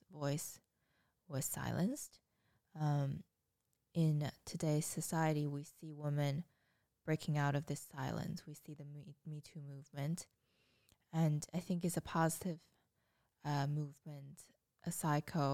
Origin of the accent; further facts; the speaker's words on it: China; moved away; I grew up in China and went through the education system